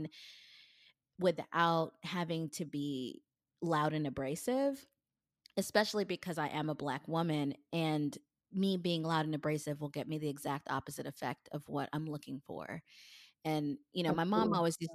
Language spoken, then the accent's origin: English; Kenya; I'm a Kenyan, and Kenyan women are really not supposed to express anger